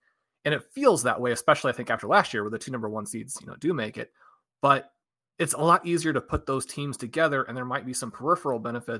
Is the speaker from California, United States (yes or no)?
no; Kansas City, Missouri, United States; Except for the fact that I'm from Kansas City. So if the Chiefs had to advance, I was like, that's the other side.